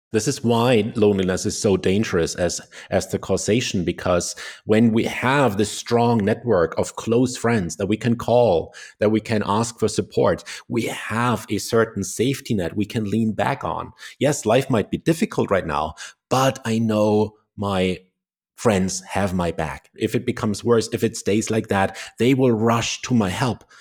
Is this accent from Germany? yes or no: yes; Germany; I was born in Germany